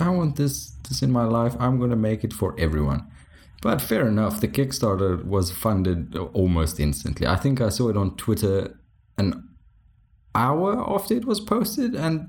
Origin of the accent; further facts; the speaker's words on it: South Africa; first language Afrikaans; English is a second language; speaking English, which is surprising for Afrikaans guys with terrible English accents. I did realize my accent goes all over the place, but I take no responsibility for that.